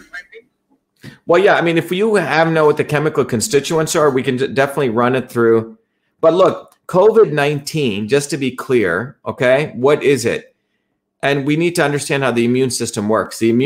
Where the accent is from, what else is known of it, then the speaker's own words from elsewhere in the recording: India; now in United States; since I was a kid growing up in India